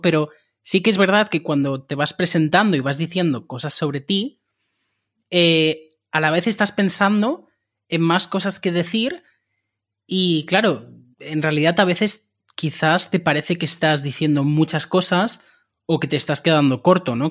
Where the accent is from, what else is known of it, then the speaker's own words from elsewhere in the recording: Barcelona, Catalonia, Spain; moved away as an adult; now in Cologne, Germany; soy de Barcelona y desde hace tres meses estoy viviendo en Colonia, en Alemania